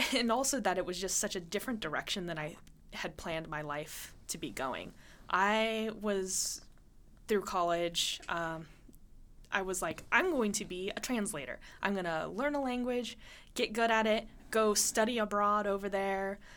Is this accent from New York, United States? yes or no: no; Montana, United States; moved away; I grew up in Montana